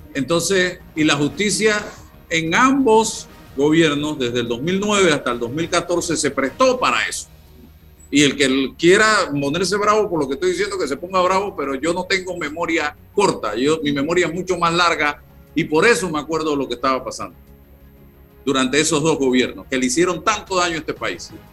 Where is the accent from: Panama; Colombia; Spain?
Panama; como panameño